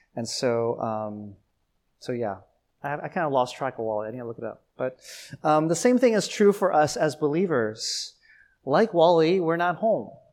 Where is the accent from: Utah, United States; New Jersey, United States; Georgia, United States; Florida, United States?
Georgia, United States; Atlanta; moved away as an adult; also born or lived in Taiwan; now in New York City, United States; growing up in Atlanta